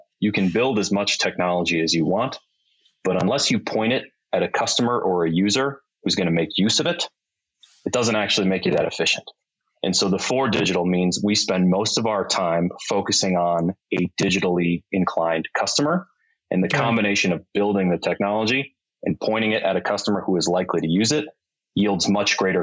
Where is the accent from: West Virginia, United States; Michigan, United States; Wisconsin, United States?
Wisconsin, United States; Milwaukee; moved away as an adult; also born or lived in Chicago; we moved from Chicago back up to Milwaukee